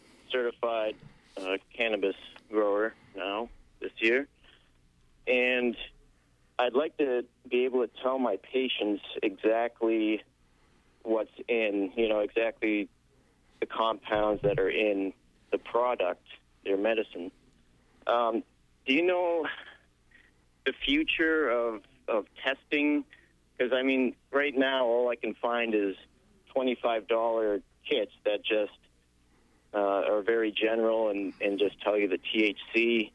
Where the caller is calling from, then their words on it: Eastport, Maine, United States; Hey, and I'm from Eastport.